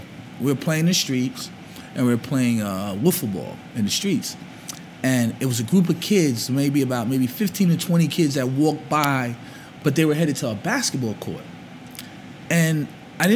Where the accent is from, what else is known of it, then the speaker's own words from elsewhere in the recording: Jersey City, New Jersey, United States; also born or lived in Harlem, New York; Born in Harlem, moved to Jersey City at probably at age 5